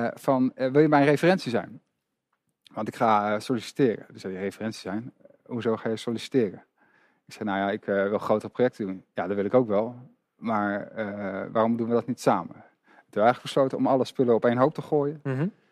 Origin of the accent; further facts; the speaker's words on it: Amersfoort, Utrecht, Netherlands; een stadsgenoot, ik ben ook Amersfoorter.